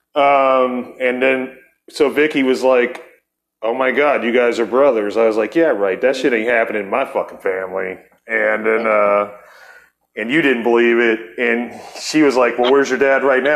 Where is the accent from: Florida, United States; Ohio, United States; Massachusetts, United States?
Ohio, United States; Akron; moved away; also born or lived in Barberton, Ohio; we're both from Akron, Ohio